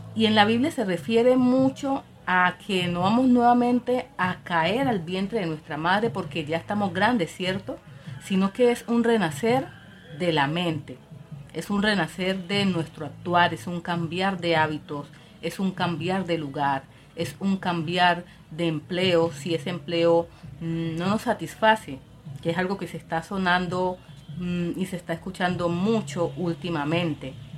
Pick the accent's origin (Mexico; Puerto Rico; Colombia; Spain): Colombia; yo soy colombiana